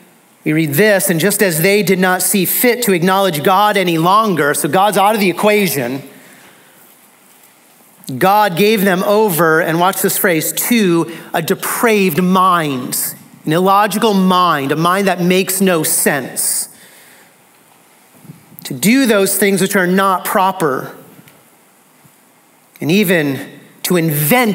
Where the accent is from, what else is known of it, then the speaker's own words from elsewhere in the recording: United States; American Christians